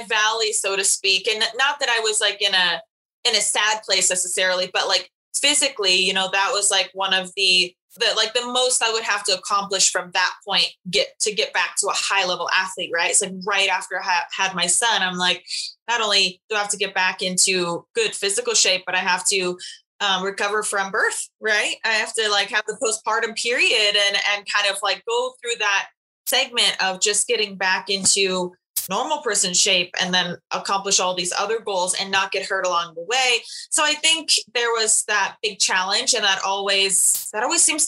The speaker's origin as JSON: {"language": "English", "region": "Washington", "country": "United States", "said": "We're both from Washington State"}